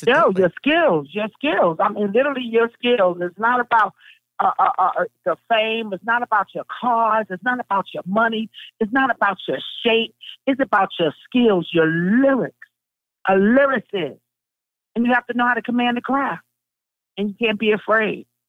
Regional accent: New York City, New York, United States; I'm from Brownsville

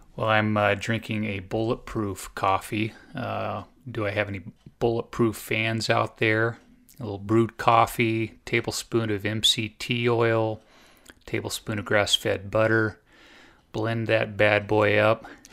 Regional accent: Southern Oregon, United States; I grew up in Southern Oregon, and so about eighty miles south of Eugene

